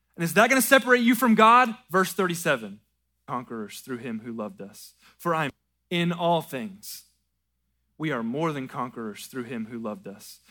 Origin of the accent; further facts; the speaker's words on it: American South, Southern United States, United States; American Southern Christians